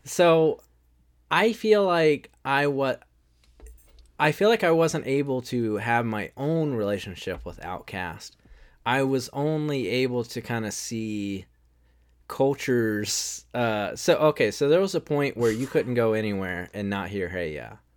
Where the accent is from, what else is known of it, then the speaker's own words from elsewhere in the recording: the South, United States; we're from the South